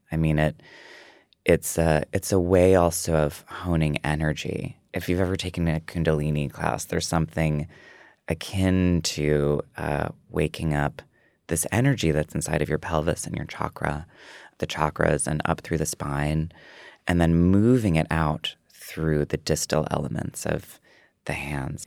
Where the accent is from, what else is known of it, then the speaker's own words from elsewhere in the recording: Prairie du Sac, Wisconsin, United States; moved away; when I was a kid, I think it was twenty-five hundred. It was Prairie du Sac and then Sauk City